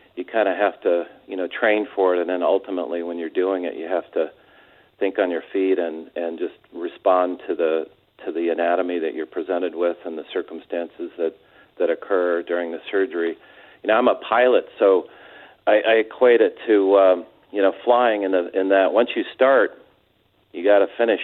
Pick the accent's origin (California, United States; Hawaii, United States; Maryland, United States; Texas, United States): California, United States; San Diego; also born or lived in Orange County, California; I'm from San Diego, a couple of generations uh, worth